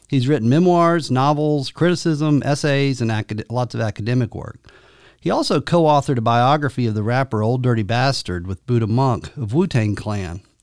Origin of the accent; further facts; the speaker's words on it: rural Georgia, United States; moved away; I grew up in rural Georgia